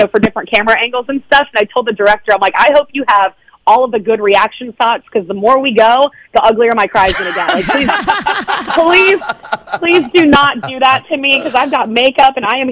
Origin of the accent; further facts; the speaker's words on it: Jacksonville, Florida, United States; now in Nashville, United States; it's my hometown